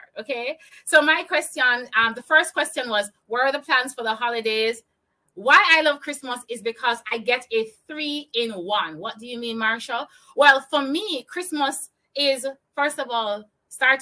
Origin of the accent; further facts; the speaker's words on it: Jamaica; I'm from Jamaica. I live in Kingston, Jamaica